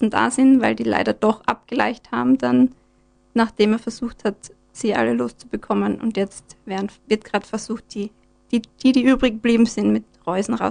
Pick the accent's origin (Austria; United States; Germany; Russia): Austria; Graz, Styria; Ich komme aus Graz